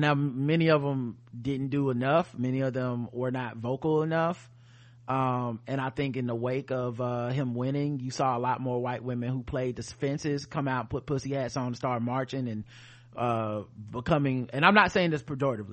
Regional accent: the South, United States; We're from the South

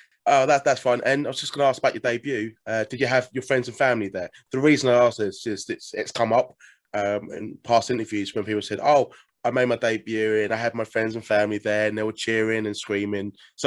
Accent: United Kingdom; as a fellow Brit

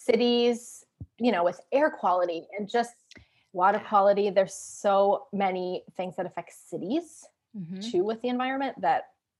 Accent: Pacific Northwest, United States; So I grew up in the Pacific Northwest. So that sort of hippie, for lack of a better word, lifestyle, that was, I mean, my parents were very much like, we're going to recycle this.

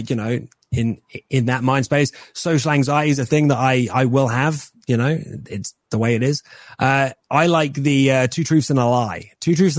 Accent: England, United Kingdom

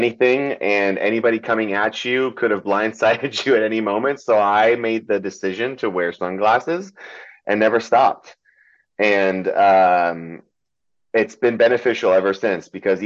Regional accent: California, United States; English is a second language; also born or lived in Metternich, Germany / Fürth, Germany / Nuremberg, Germany / Orlando, Florida; from Orlando we moved to California, and I've been here ever since

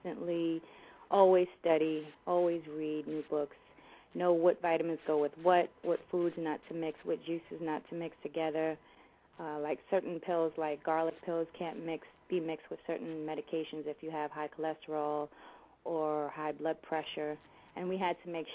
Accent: New York City, New York, United States; I am from Jamaica, Queens, born and raised in Queens

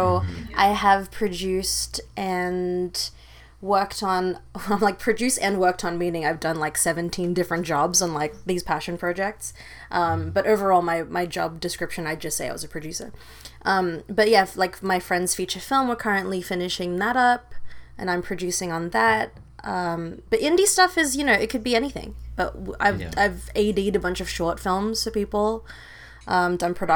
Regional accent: Sydney, New South Wales, Australia; moved away as an adult; also born or lived in Philippines / New York; now in Los Angeles, United States; I am from Sydney, Australia, originally born in the Philippines, but raised in Australia until I was 18

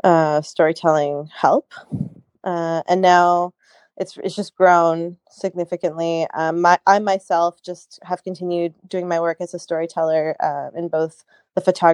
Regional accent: Canada; I live in Canada. I grew up in Canada

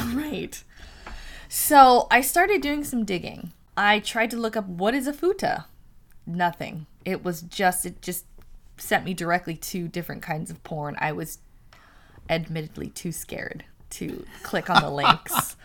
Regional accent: San Francisco, California, United States; I'm from San Francisco

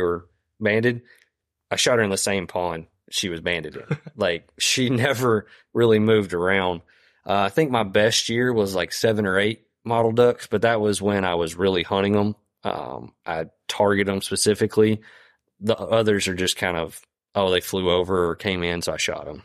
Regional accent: Deep East Texas, United States; moved away as an adult; also born or lived in Louisiana; I grew up in Deep East Texas

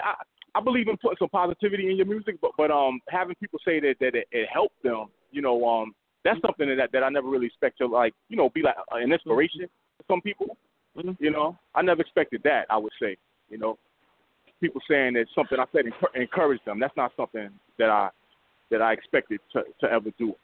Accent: New York City, New York, United States; I'm from the Bronx, New York

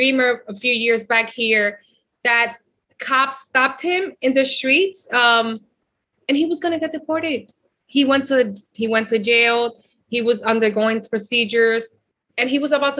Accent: United States; also born or lived in Dominican Republic; I came here, my mom brought us here when I was 3 years old. I did kindergarten, first grade, and second grade here

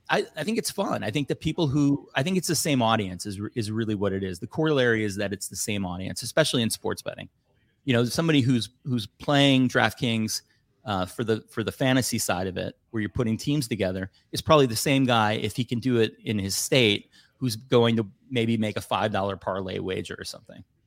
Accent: Chicago, Illinois, United States; I grew up in Chicago

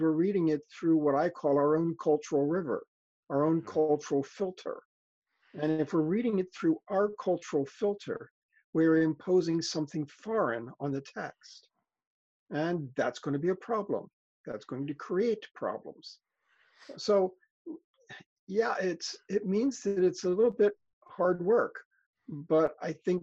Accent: Philadelphia, Pennsylvania, United States; I grew up in Philadelphia

